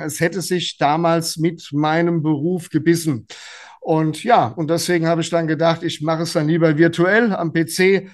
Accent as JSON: {"language": "German", "area": "a village near Gelnhausen", "region": "Hesse", "country": "Germany", "tie": "born or raised there", "also_born_or_lived": "Frankfurt", "said": "sind die dann auf ein kleines Dorf gezogen in der Nähe von Gelnhausen. Da musste ich natürlich mit, ja, und habe also auch hier meine äh, meine schulische ähm, meine, meine Schule beendet"}